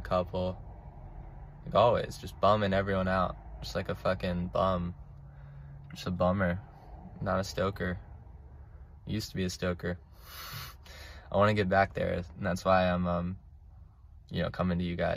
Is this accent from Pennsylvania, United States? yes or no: no; St. Augustine, Florida, United States; I'm from Northeast Florida, St. Augustine